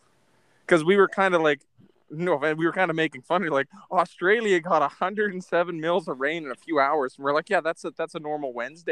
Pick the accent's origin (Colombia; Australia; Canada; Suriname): Canada